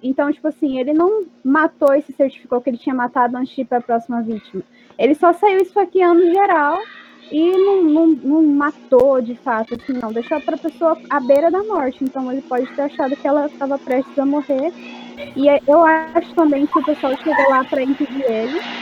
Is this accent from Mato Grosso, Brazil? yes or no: yes; Rondonópolis, Mato Grosso, Brazil; eu sou de Rondonópolis